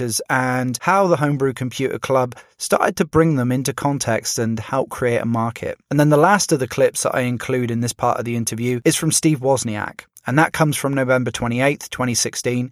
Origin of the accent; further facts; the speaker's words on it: United Kingdom; I'm British